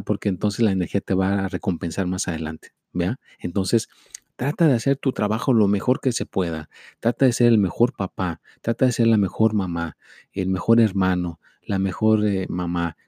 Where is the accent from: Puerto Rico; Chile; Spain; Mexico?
Mexico; yo soy mexicano